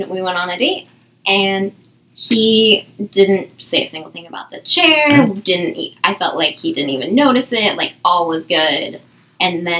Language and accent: English; Orange County, Southern California, United States; now in Seattle, United States; I was born and raised down in Southern California